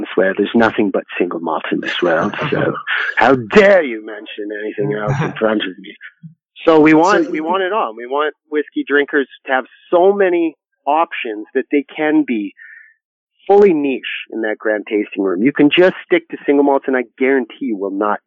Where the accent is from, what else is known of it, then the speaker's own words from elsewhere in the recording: Canada; I'm from Canada